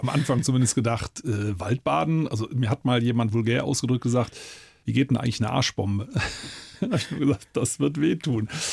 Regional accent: Eifel, Germany; bei uns in der Eifel

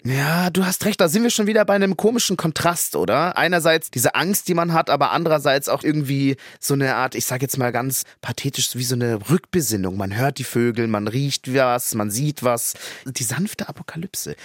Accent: Munich, Bavaria, Germany; Als Münchner

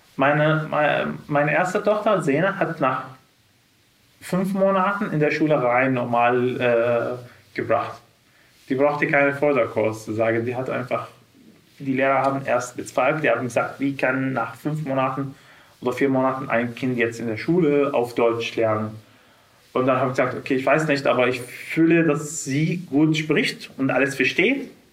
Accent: Syria; German is a second language; moved away as an adult; now in Germany; wir sind aus Syrien und wir sind jetzt angekommen

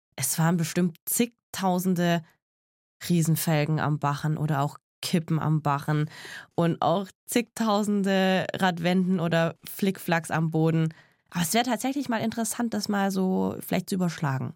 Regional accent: Tübingen, Baden-Württemberg, Germany; also born or lived in Eningen; now in Stuttgart, Germany; ich bin in Tübingen geboren und lebe in Stuttgart

